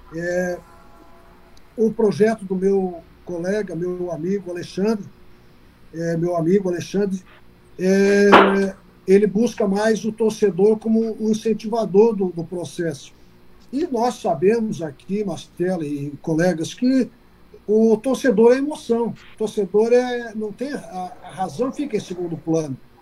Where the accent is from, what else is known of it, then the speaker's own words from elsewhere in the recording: Xanxerê, Santa Catarina, Brazil; also born or lived in Joinville / Jaraguá do Sul / Blumenau; now in Criciúma, Brazil; eu sou natural de Xanxerê, é, e eu costumo dizer que sou natural de Xanxerê e criado em Santa Catarina